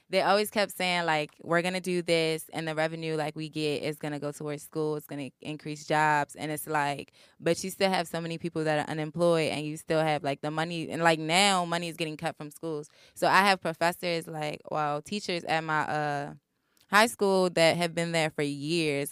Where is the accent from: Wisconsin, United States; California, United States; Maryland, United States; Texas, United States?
Maryland, United States; Baltimore; moved away as an adult; I'm from Baltimore